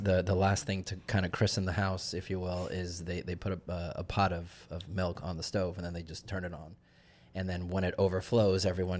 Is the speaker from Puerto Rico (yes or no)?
yes; Puerto Rico; because I'm Puerto Rican. I'm from Puerto Rico, and the Hispanic culture is kind of like that too.